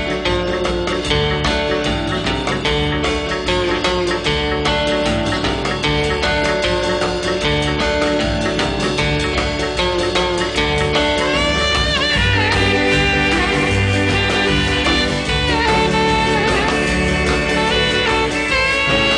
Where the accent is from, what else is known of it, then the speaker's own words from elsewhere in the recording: Long Beach, California, United States; moved away; I'm from Long Beach, California, so I'm out in the L.A. area growing up back in the 50s.